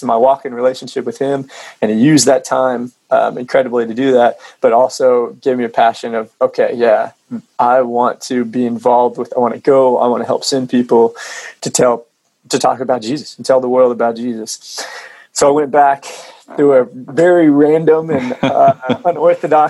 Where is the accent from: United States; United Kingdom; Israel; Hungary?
United States; Oklahoma; I'm from Oklahoma